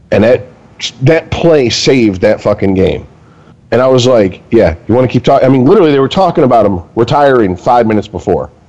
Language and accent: English; Detroit, Michigan, United States; I was raised. I was, I was raised in Southeast Detroit, so the middle of the Detroit River.